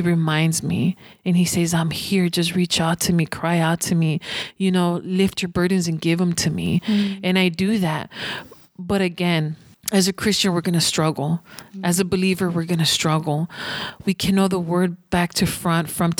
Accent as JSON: {"language": "English", "country": "United States", "said": "I'm an American citizen and I'm a proud American."}